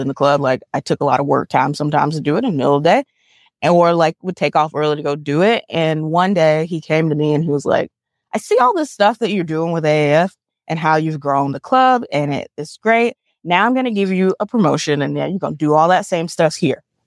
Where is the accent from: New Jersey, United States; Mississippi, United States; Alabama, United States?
Alabama, United States; Montgomery; growing up in Montgomery